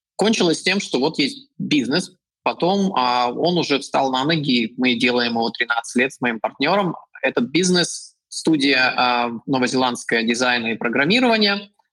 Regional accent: Ufa, Bashkortostan, Russia; moved away as an adult; also born or lived in Novosibirsk, Russia / China / New Zealand / Chile; now in Poland; я жил в России, там я а, родился и вырос, и потом я учился в Новосибирске

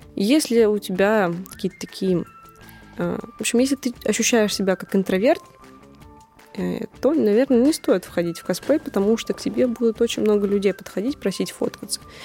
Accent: Moscow, Russia

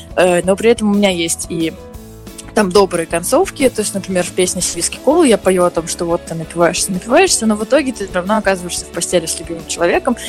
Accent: Moscow, Russia; я москвичка, я всю жизнь живу в Москве

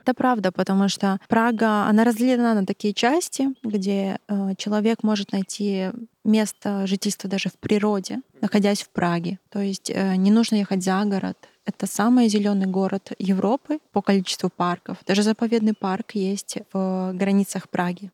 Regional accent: Belarus; moved away as an adult; now in Czech Republic; я из Беларуси

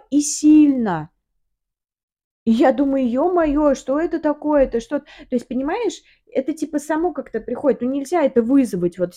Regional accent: Samara, Samara Oblast, Russia; also born or lived in Moscow; Да. Наш родной город. А в Самару мы приехали

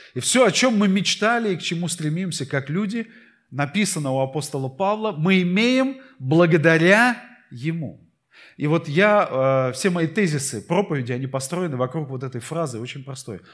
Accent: Saint Petersburg, Russia; я родился в Питере

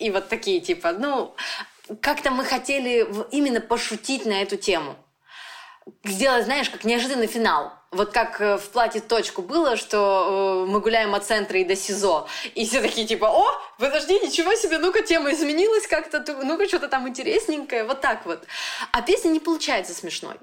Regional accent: Nizhny Tagil, Sverdlovsk Oblast, Russia; moved away; also born or lived in Yekaterinburg / Moscow; я из Тагила уехала в Екатеринбург

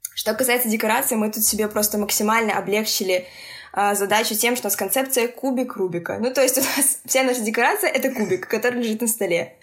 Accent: Minsk, Belarus; я из Минска, это Беларусь

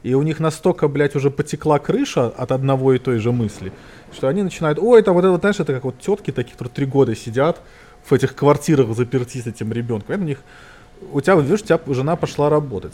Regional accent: Belarus; Я как коренной белорус

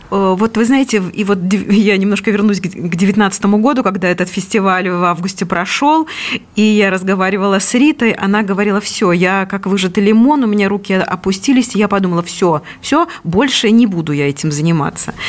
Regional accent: Belarus; moved away as an adult; now in Moscow Oblast, Russia; я, например, родилась и провела всю свое детство и юность до поступления в институт в этом маленьком городе, и поэтому он мне дорог

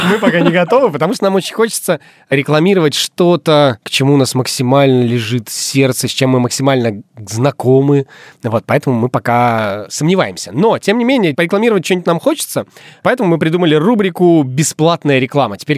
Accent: Izhevsk, Udmurtia, Russia; Да хуй вы, я из Ижевска.

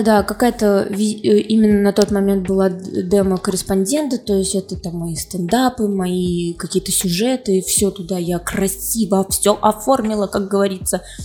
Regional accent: Kazan, Tatarstan, Russia; moved away as an adult; also born or lived in Moscow; Я родилась в Казани, я татарка

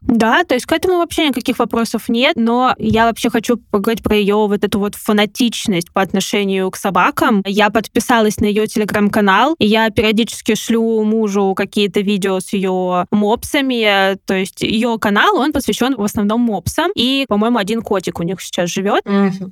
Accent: Kamyshin, Volgograd Oblast, Russia; я из Камышина

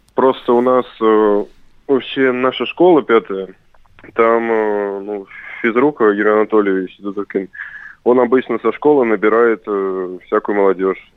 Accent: Saratov, Saratov Oblast, Russia; это команда моего города. Я коренной саратовец

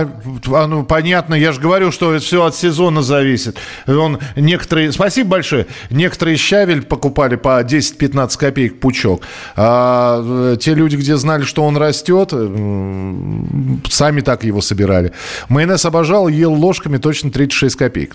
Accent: Moscow, Russia; я же из Москвы

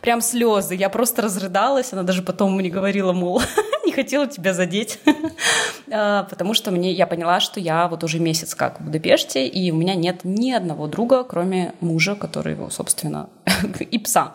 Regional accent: Irkutsk, Irkutsk Oblast, Russia; moved away as an adult; also born or lived in Saint Petersburg / Tbilisi; now in Budapest, Hungary; Я в девятнадцать лет уехала из Иркутска, из своего родного в Питер

